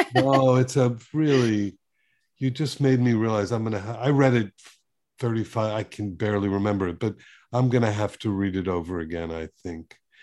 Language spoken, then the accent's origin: English; Miami Beach, Florida, United States; I grew up on Miami Beach